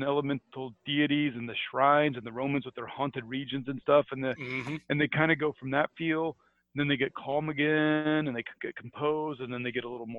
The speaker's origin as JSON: {"language": "English", "country": "United States", "tie": "born or raised there", "said": "I grew up in America"}